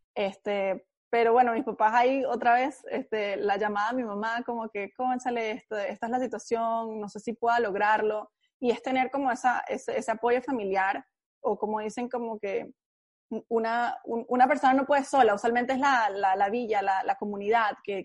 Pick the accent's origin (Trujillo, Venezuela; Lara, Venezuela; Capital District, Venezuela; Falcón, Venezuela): Capital District, Venezuela; Caracas; now in United States; soy venezolana, nací en Caracas, eh, me crié en Caracas